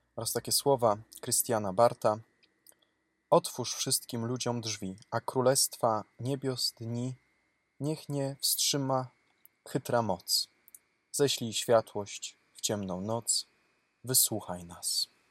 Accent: Cisownica, Silesian Voivodeship, Poland; Mój proboszcz cisownicy mojej rodzinnej miejscowości

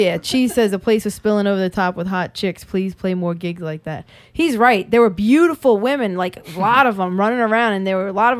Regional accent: Marrero, Louisiana, United States; I'm from Marrero.

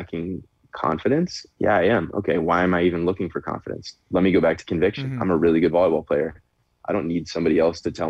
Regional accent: Chicago, Illinois, United States; moved away; I'm from Chicago as well originally

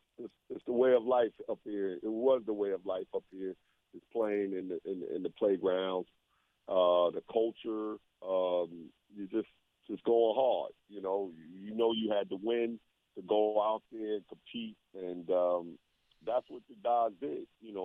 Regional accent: New York City, New York, United States; moved away as an adult; now in Nashville, United States; I'm from Queens, but I went to Manhattan, Brooklyn, Bronx.

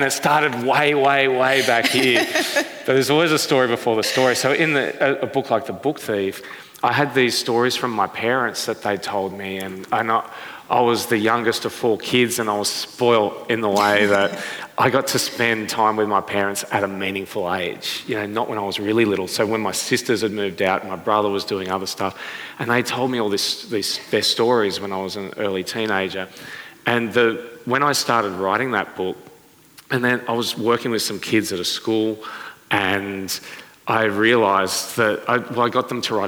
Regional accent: Sydney, New South Wales, Australia; the suburb where I grew up in Sydney

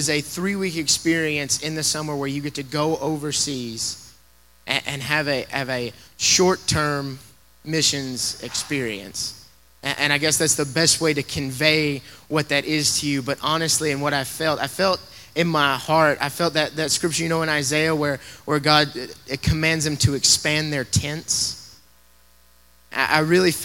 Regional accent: Tennessee, United States; now in Colorado Springs, United States; I'm originally from Tennessee

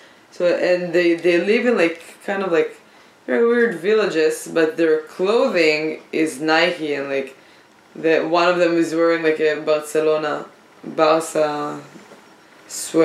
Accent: Israel; English is a second language; moved away; Call me Israeli, I'm proud. Then I love my accent

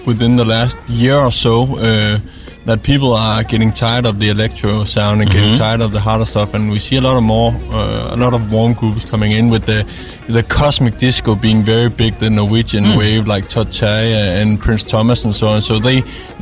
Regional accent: Aarhus, Central Denmark Region, Denmark; moved away as an adult; now in Copenhagen, Denmark; my background is I come from Jutland, from Aarhus.

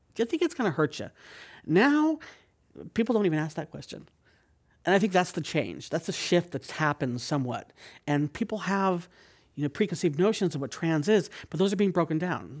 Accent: San Jose, California, United States; now in San Francisco, United States; I grew up in San Jose.

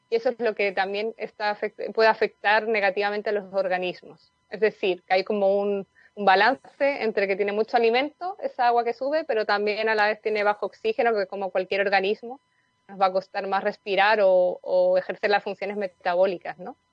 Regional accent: Madrid, Community of Madrid, Spain; moved away as an adult; now in Coquimbo, Chile; Soy de España originalmente, de Madrid, pero la verdad que he vivido en muchas zonas del mundo antes de llegar a Chile y ya llevo viviendo aquí siete años, casi ocho.

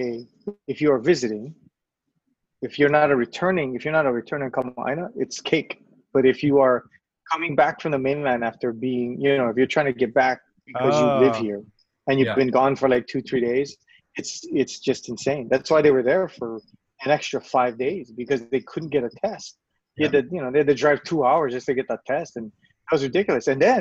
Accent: Hawaii, United States; Oh, no, we're from Hawaii because we're trying to get back home.

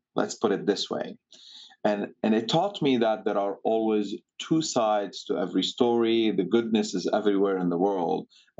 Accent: Sidon, South Governorate, Lebanon; born or raised there; moved away as an adult; now in Boston, United States

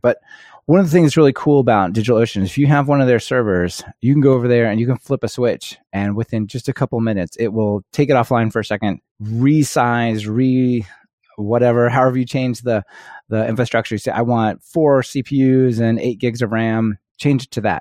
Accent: United States; growing up in the United States definitely, at least puts, I felt like put me at a disadvantage

